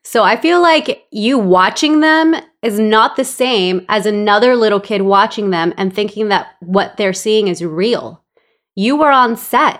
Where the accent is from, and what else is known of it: Los Angeles, California, United States; born or raised there; English is a second language; also born or lived in El Salvador